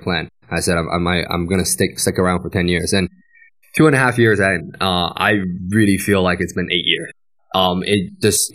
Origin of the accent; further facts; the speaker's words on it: Canada; moved away as an adult; also born or lived in Guiyang, Guizhou, China (born) / United States; now in Chengdu, China; I grew up in the West